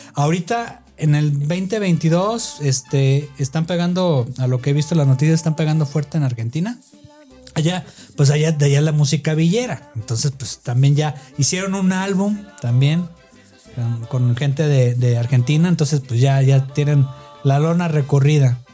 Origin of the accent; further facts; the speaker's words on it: Guadalajara, Jalisco, Mexico; allá de donde yo soy de Guadalajara